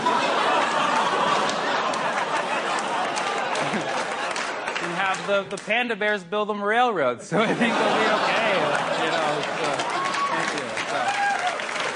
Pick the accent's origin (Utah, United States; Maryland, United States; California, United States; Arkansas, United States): California, United States; San Francisco; I'm from San Francisco